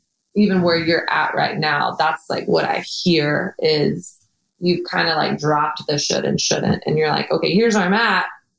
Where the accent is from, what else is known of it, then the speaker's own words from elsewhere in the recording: Texas, United States; I came from Texas and my dad had a drug abuse problem.